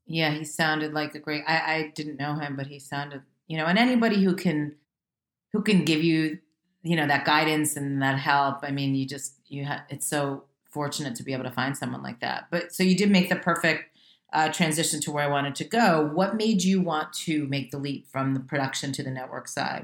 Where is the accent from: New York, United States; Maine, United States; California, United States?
New York, United States; Westchester; moved away as an adult; now in Los Angeles, United States; I was raised in Westchester, so right outside New York